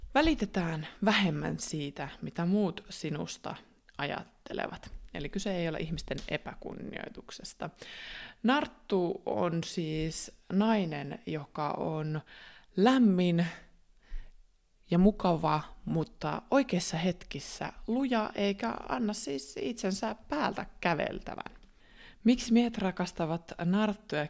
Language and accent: Finnish; Finland; first language Finnish; also born or lived in Australia